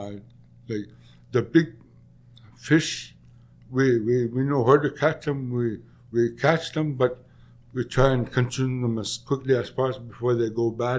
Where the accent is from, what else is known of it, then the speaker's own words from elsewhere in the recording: Middle Lake, near Taloyoak, Nunavut, Canada; My parents and I, like, we grew up on Middle Lake.